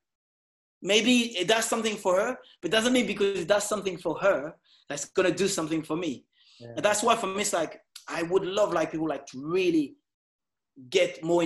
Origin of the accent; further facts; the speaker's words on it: Évry, Île-de-France, France; English is a second language; moved away; also born or lived in Caribbean; I'm not from America. I'm from France.